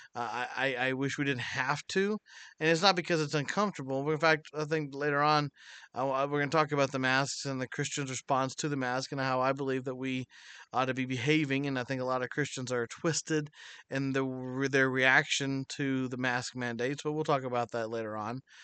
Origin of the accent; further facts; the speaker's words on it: United States; God blessed me to be born in America